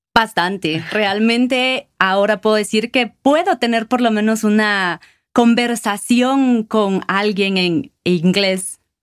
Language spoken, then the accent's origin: Spanish; Guatemala City, Guatemala Department, Guatemala; moved away as an adult; now in Quetzaltenango, Guatemala; Soy originalmente de Guatemala, de la ciudad de Guatemala, y actualmente vivo en Quetzaltenango